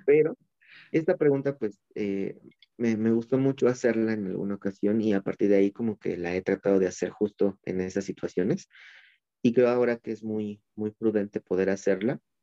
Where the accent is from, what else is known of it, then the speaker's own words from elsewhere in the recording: Mexico; nuestro título de México, ¿no? De aquí de, del, del país